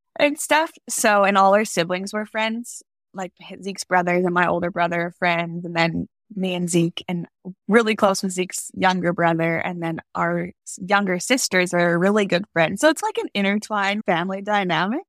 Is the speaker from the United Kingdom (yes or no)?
no; Alberta, Canada; moved away as an adult; also born or lived in Wyoming; I grew up in Alberta, Canada